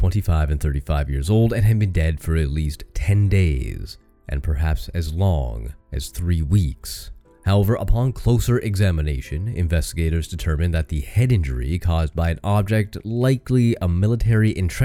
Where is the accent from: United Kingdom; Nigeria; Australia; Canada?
Canada; I'm from Canada